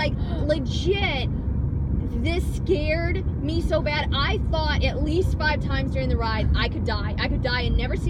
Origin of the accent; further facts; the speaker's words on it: Texas, United States; I'm from Texas